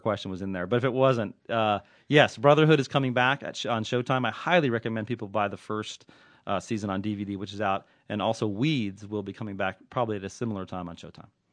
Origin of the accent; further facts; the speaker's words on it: Southern California, United States; also born or lived in Oakland; I'm nothing if not a hockey fan growing up in Southern California.